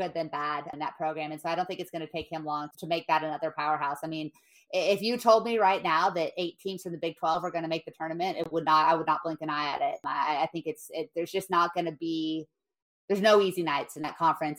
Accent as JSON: {"language": "English", "region": "California", "country": "United States", "tie": "born or raised there", "said": "Growing up in California"}